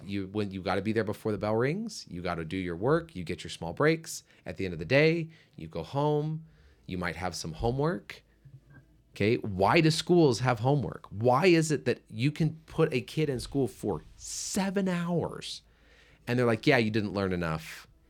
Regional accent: United States; as an American

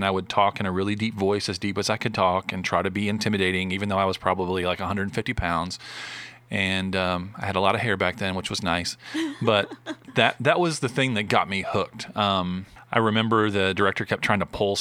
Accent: Arlington, Texas, United States; also born or lived in Westland, Michigan; So we ended up moving from Westland, Michigan, which is my hometown, about 30, 40 minutes outside Detroit, down to Arlington, Texas. And grew up there until moved away to Hardin-Simmons

